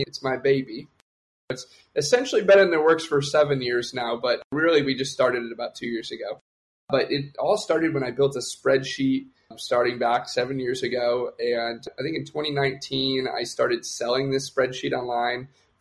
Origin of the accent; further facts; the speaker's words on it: Detroit, Michigan, United States; moved away; also born or lived in Austin; I like helping people back in my hometown, back in Detroit